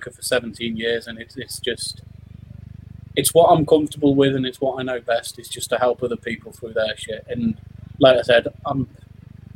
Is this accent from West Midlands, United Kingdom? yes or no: yes; Coventry, West Midlands, United Kingdom; I'm from Coventry originally, born and raised